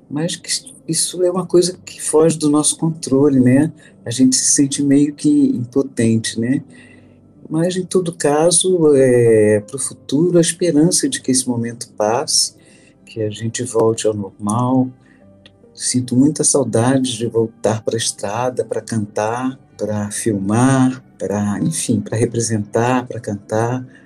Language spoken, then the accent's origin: Portuguese; Brazil; Agora eu sou aqui, é como todo brasileiro, entendeu?